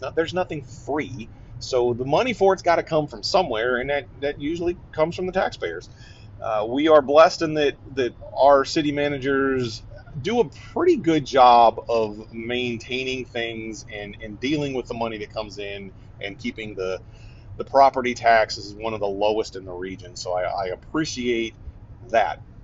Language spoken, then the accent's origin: English; Northeast Ohio, United States; moved away; also born or lived in East Coast, southern US state; I grew up in Northeast Ohio, just on the southern edge of what we would call the lake effect snowbelt